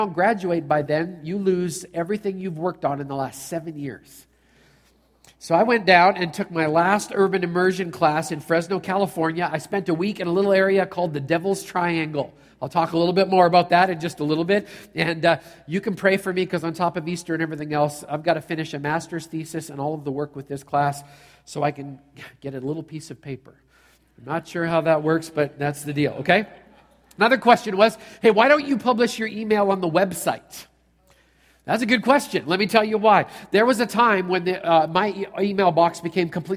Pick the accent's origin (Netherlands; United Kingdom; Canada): Canada; I'm a Canadian